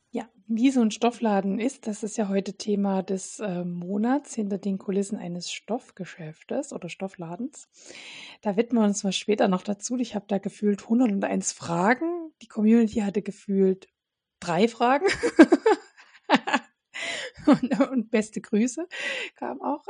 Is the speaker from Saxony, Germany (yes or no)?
yes; Radebeul, Saxony, Germany; in meiner Heimatstadt Radebeul, was übrigens neben Dresden liegt